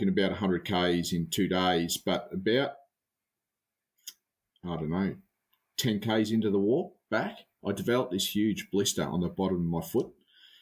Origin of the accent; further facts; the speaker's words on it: Australia; being an Aussie bloke